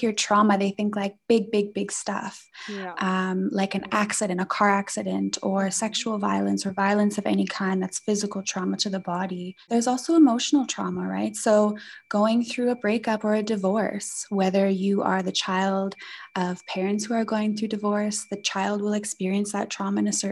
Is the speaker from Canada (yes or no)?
yes; Canada; moved away as an adult; now in South Africa; I'm coming from Canada, I'm Canadian. So I moved here in 2012